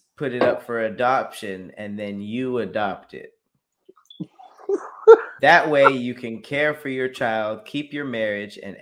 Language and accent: English; Los Angeles, California, United States; I'm from Los Angeles. Like I grew up around Mexican people